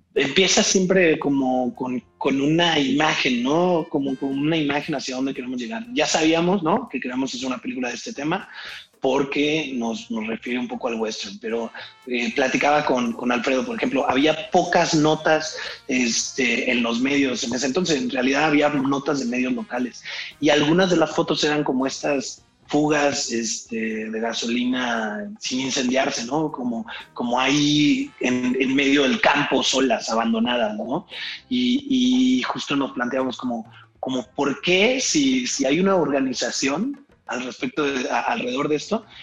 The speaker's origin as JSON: {"language": "Spanish", "town": "Irapuato", "region": "Guanajuato", "country": "Mexico", "tie": "born or raised there", "also_born_or_lived": "Mexico City", "moved": "yes", "said": "yo crecí en Irapuato, yo no, no había ni venido a México"}